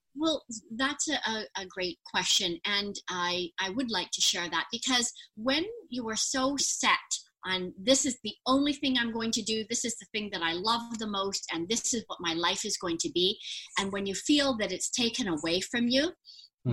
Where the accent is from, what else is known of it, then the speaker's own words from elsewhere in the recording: Vancouver, British Columbia, Canada; I actually um, was born and raised in Vancouver, British Columbia